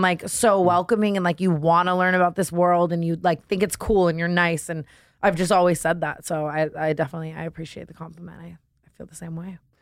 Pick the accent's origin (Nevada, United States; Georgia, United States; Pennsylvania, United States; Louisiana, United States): Nevada, United States; Las Vegas; moved away; I grew up in Vegas, which is why I'm insane